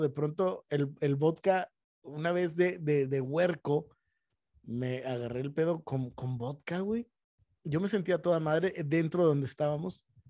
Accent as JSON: {"language": "Spanish", "country": "Mexico", "said": "nosotros como mexicanos"}